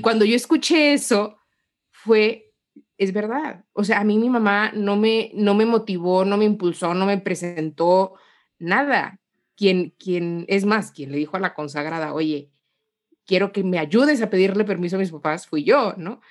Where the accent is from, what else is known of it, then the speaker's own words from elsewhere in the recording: Guanajuato, Mexico; moved away as an adult; also born or lived in Mexico City; soy mexicana, eh, nací acá en una provincia de, de, México